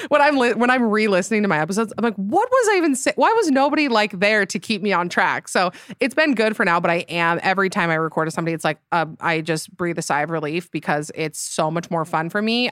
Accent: Utah, United States; So, I am from Utah. I s, currently live there in Salt Lake City.

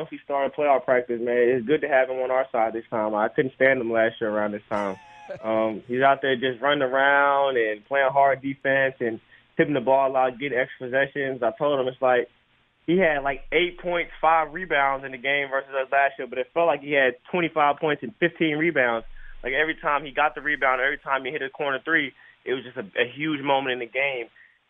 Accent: Lexington, Kentucky, United States; now in Philadelphia, United States; And it's funny because I came from Lexington, Kentucky, and everybody said that was the biggest one.

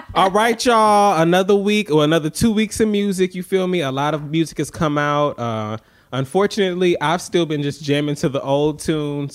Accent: Atlanta, Georgia, United States; I'm from Atlanta

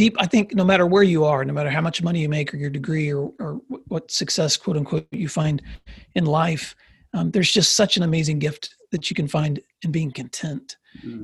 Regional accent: Paris, Tennessee, United States; also born or lived in San Diego, California; on a farm just outside of a small town called Paris, Tennessee. And that's where I grew up.

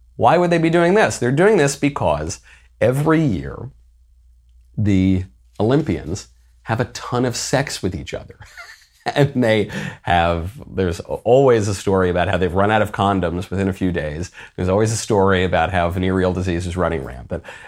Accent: United States; I'm an American

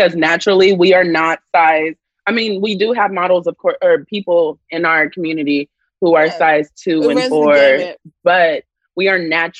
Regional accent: Compton, California, United States; also born or lived in Watts, Los Angeles; My roots, as far as what I know, is only Compton, California. So my family's from Watts. Like that's what I know of my ancestry.

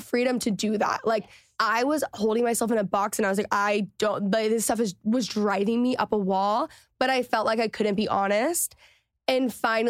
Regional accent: Texas, United States; moved away; also born or lived in Los Angeles; growing up in Texas

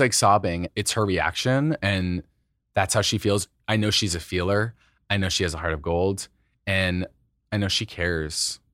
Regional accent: Idaho, United States; They raised me as a little closeted boy in Idaho

